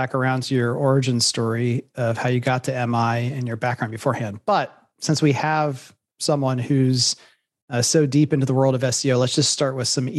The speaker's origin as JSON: {"language": "English", "town": "Columbus", "region": "Ohio", "country": "United States", "tie": "born or raised there", "said": "Columbus, Ohio, my hometown."}